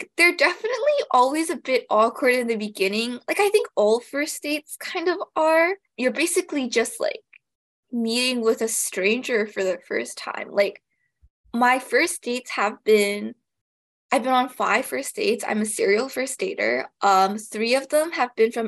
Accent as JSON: {"language": "English", "town": "Toronto", "region": "Ontario", "country": "Canada", "said": "I'm from the GTA"}